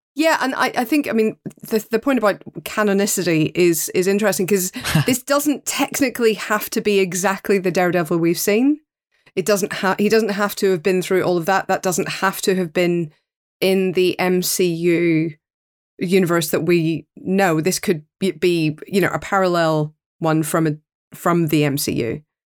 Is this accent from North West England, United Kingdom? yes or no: no; Northern Ireland, United Kingdom; as a Northern Irish person